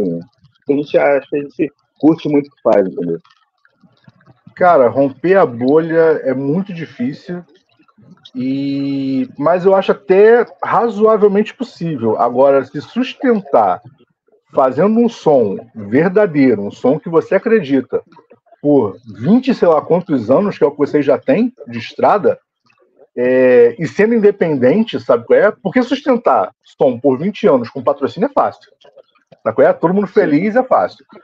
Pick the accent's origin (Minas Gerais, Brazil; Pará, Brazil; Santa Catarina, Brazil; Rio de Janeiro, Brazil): Rio de Janeiro, Brazil; Nova Iguaçu; eu vim de Nova Iguaçu